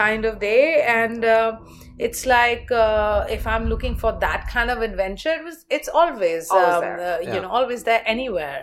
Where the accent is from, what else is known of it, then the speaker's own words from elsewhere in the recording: Delhi, India; I grew up in Delhi